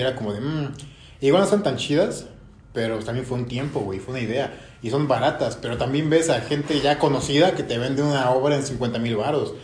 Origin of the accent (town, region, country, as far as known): Mexico